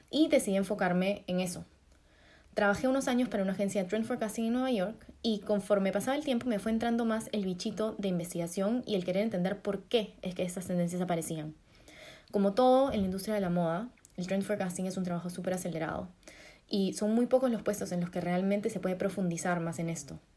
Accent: Peru; accent: Peruvian; moved away as an adult; por mi acento se darán cuenta que soy la única peruana del grupo

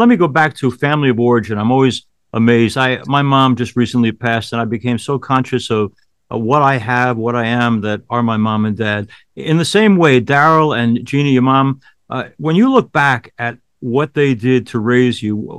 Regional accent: Westbury, New York, United States; the NYCB Theater at Westbury on Long Island, New York, my hometown.

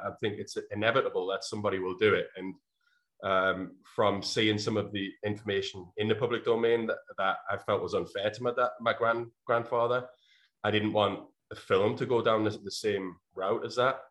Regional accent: North Shields, North East England, United Kingdom; my hometown, which at the time was North Shields, which is a small town outside of uh, the city of Newcastle in England

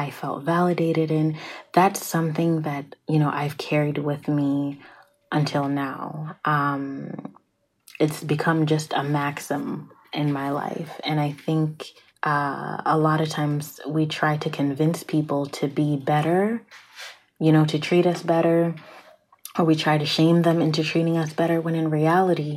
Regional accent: Prince George's County, Maryland, United States; I'm from Pretty Girl County, okay? For those of you who don't know, PG County, Prince George's County, like, is in Maryland

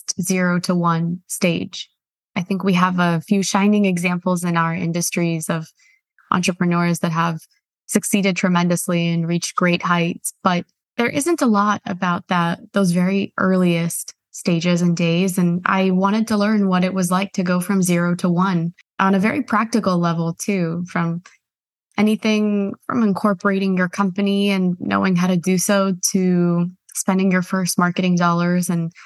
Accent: United States; I was an immigrant growing up in the States, feeling very much between two worlds

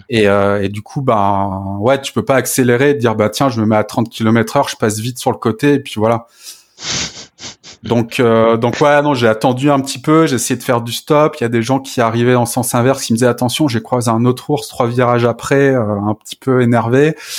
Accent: France; chez nous en France

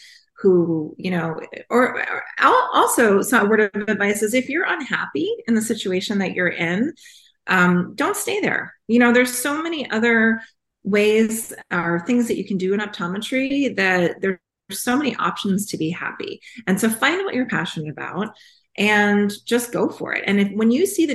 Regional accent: New York, United States; moved away as an adult; now in California, United States; Growing up in New York, and my mom is half Italian

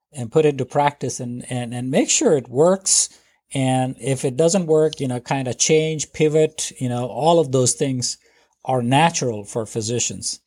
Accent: India; moved away as an adult; now in United States; I grew up in India

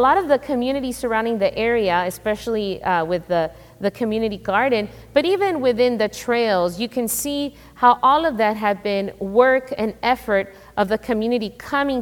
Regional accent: Chicago, Illinois, United States; I grew up in Chicago, inner city Chicago

